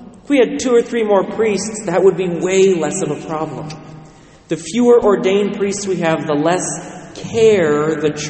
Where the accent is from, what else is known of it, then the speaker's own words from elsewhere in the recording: Western Washington, United States; I was raised in Western Washington